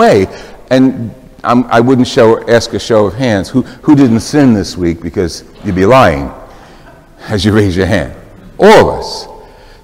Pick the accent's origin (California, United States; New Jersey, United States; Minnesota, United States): New Jersey, United States; Jersey City; moved away; I'm from Jersey City originally